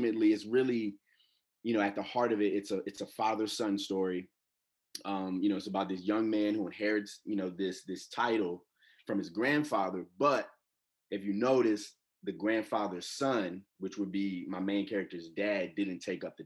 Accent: Atlanta, Georgia, United States; I'm from Atlanta, Georgia

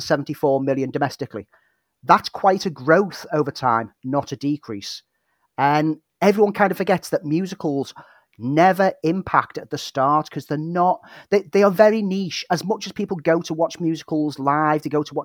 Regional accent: Prescot, North West England, United Kingdom; moved away; St. Helens, back home, just on the outskirts of Prescott, which is my hometown

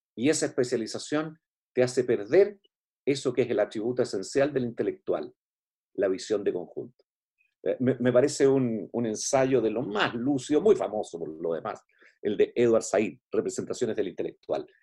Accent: Chile; como chilenos

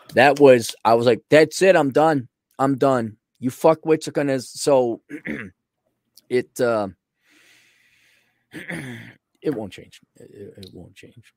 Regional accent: Milwaukee, Wisconsin, United States; growing up in Milwaukee

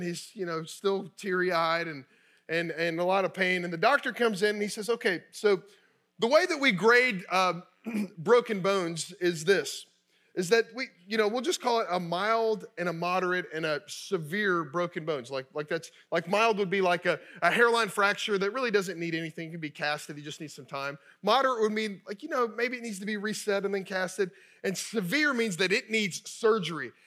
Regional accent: Kentucky, United States; I grew up in Kentucky.

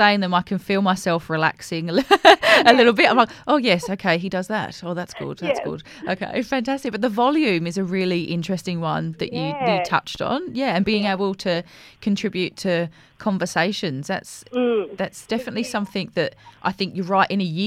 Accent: England, United Kingdom; also born or lived in New South Wales; now in Australia; I grew up in England

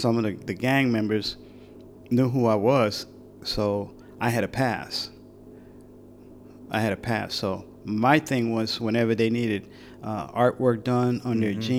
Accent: Brooklyn, New York, United States; I'm a kid from Brooklyn, New York. I didn't know a lot of the heroes in the States.

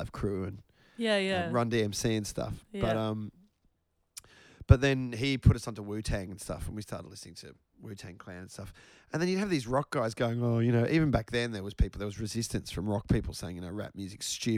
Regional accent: Australia; accent: Australian

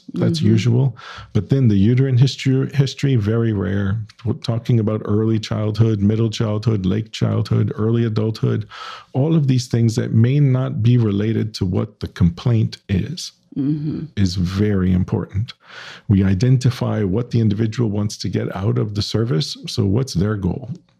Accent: New Orleans, Louisiana, United States

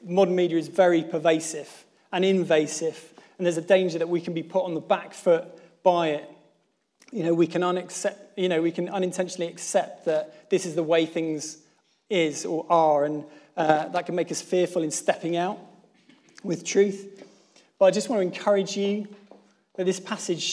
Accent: Plymouth, South West England, United Kingdom; moved away; I'm from Plymouth

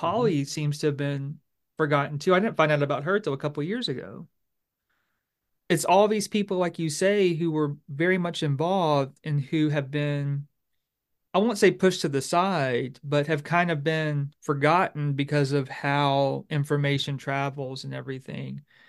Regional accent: Bossier Parish, Louisiana, United States; I'm from Louisiana, I'm from Bossier Parish

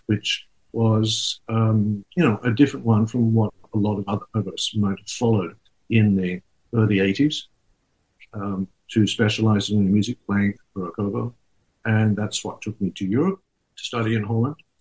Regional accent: Sydney, New South Wales, Australia; moved away as an adult; also born or lived in Netherlands; growing up in Sydney, in Australia.

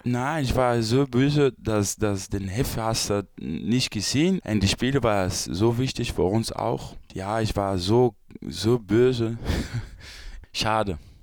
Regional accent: Brazil; German is a second language; moved away; also born or lived in Belgium; Brasilien ist meine Heimat

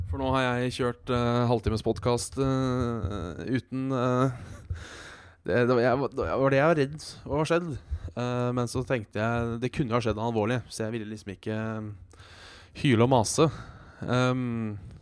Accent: Hønefoss, Buskerud, Norway; jeg kommer fra Hønefoss

